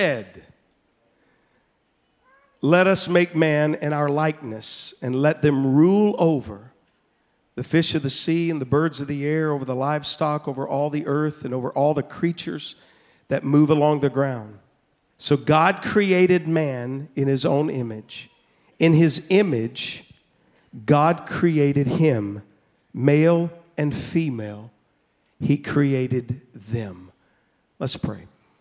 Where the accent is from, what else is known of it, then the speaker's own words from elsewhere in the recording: Double Springs, Alabama, United States; now in Louisiana, United States; I'm from Double Springs, Alabama, all right? I'm a hillbilly here in Cajun country, all right? I'm from Double Springs, not even Two Springs there.